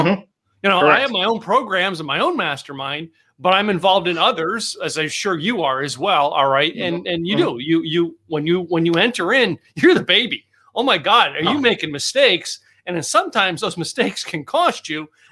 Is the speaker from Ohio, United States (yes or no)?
no; Scranton, Pennsylvania, United States; now in Dallas, United States; I grew up in Scranton